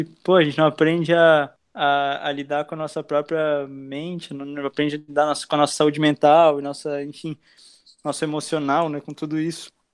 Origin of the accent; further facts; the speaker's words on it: Blumenau, Santa Catarina, Brazil; moved away as an adult; also born or lived in Argentina; now in Itajaí, Brazil; eu tenho 23 anos e nasci em Blumenau. Estou morando aqui em Itajaí já faz, acho, uns três anos